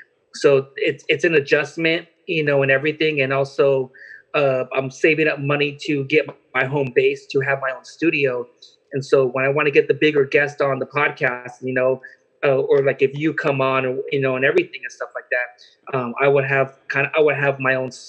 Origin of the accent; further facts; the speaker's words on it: Long Beach, California, United States; also born or lived in Wilmington, California / Carson, California; I live in Long Beach, but I was born in Long Beach, but I lived in Wilmington, California. Then I moved to Carson and moved back to Long Beach.